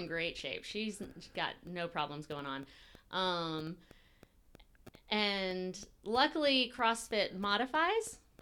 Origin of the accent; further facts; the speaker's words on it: Brunswick, Georgia, United States; I grew up here in Brunswick, Georgia